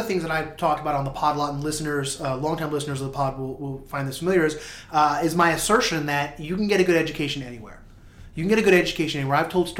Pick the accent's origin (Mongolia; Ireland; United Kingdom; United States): United States; New Jersey; because I grew up in New Jersey.